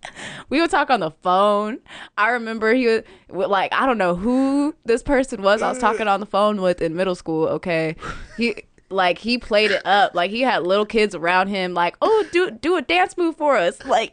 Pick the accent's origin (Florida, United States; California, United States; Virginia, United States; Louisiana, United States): California, United States; Sacramento; I'm from Sacramento.